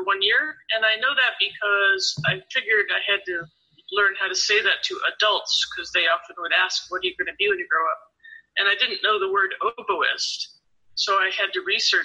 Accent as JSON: {"language": "English", "country": "United States", "also_born_or_lived": "Spain / New York City", "said": "I'm American"}